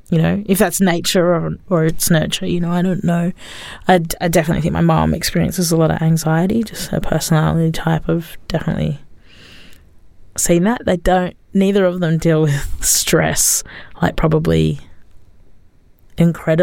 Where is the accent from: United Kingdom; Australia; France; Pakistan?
Australia; growing up in Australia, we were going to speak English anyway